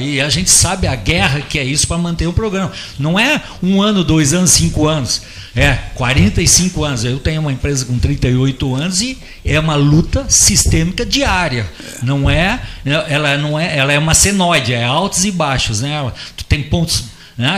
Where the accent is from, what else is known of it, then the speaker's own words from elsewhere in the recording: Curitiba, Paraná, Brazil; now in Pelotas, Brazil; Eu sou de Curitiba